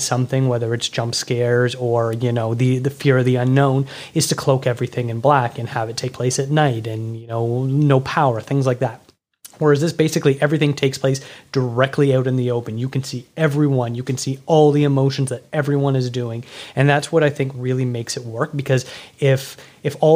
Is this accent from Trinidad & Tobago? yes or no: no; Toronto, Ontario, Canada; my hometown of Toronto